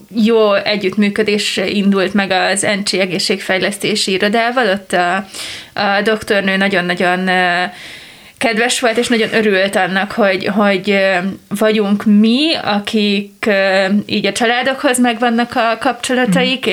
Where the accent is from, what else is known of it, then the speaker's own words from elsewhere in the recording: a small village in Baranya County, Hungary; én egy Baranya-megyei kis faluba származom